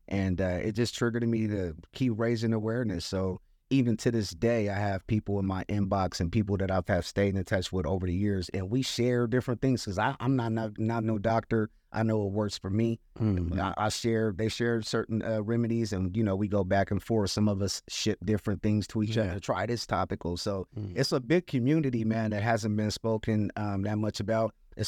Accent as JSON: {"language": "English", "town": "Santa Monica", "region": "California", "country": "United States", "tie": "born or raised there", "said": "I grew up in Santa Monica, California. We had the beach right there. We walked to the beach. I mean, my high school was two blocks away from the beach."}